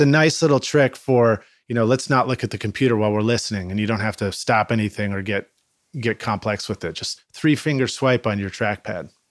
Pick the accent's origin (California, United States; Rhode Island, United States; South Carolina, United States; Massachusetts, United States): Massachusetts, United States; Boston; growing up in Boston